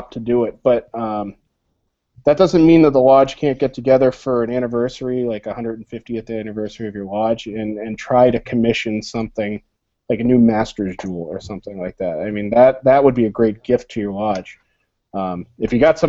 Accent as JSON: {"language": "English", "town": "Concord", "region": "Massachusetts", "country": "United States", "tie": "born or raised there", "said": "I grew up in Concord, Massachusetts"}